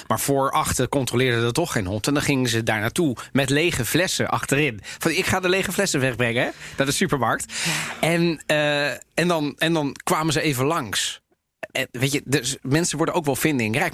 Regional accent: Amsterdam, North Holland, Netherlands; also born or lived in Italy; waar kom jij vandaan? zei ik Amsterdam

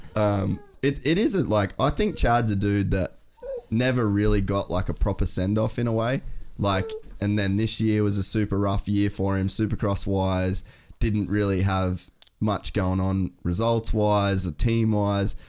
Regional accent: Australia; as an Australian

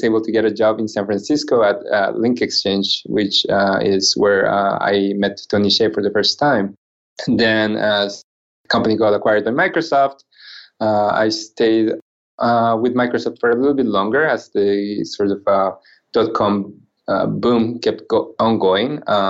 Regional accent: Japan; English is a second language; also born or lived in Guatemala / Central America; my accent might sound a little strange to some. I am originally from Japan, although I was born in Guatemala. My mom is from Central America. My dad was Japanese. So, I grew up going to school in Central America and Japan. I went to high school in Japan.

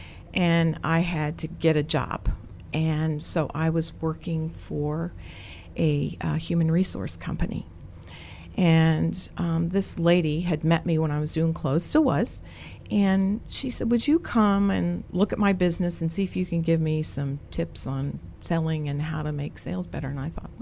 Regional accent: Greencastle, Indiana, United States; now in Virginia, United States; I grew up in Greencastle, Indiana

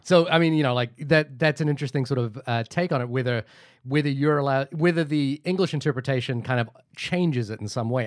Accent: New Zealand; I grew up in New Zealand

